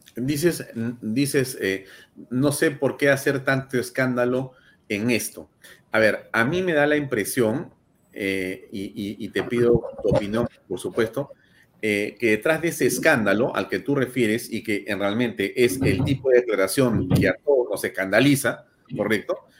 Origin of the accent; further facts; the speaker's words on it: Peru; como peruano, como ciudadano del mundo y como ciudadano de, de, de, de, del Perú